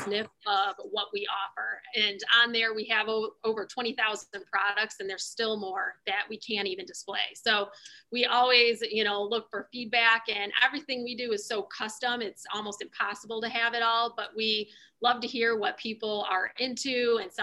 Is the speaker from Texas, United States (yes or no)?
no; Detroit, Michigan, United States; We, you know, born and raised in the Detroit area, and our company located just in Melvindale, which is just outside of the city